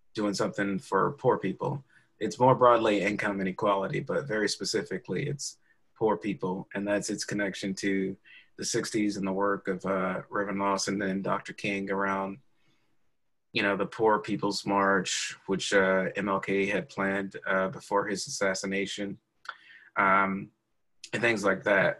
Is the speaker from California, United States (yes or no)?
no; Opelika, Alabama, United States; now in Culver City, United States; I'm from the South, so you know, I was born in Opelika, Alabama